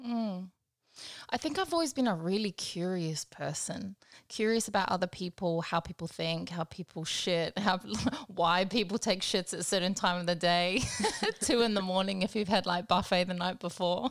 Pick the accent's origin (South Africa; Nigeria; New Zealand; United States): New Zealand; Pawarenga, Northland; now in Brisbane, Australia; I'm from a little place called Pauarenga. I'm from New Zealand, Aotearoa. We're kind of on the northwest coast